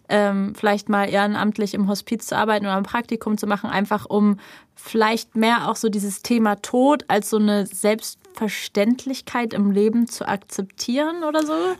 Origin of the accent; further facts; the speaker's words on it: Berlin, Germany; der Straße, wo ich aufgewachsen bin. Mhm. So einfach als Kreuzbergerin geboren und als Kreuzbergerin bestattet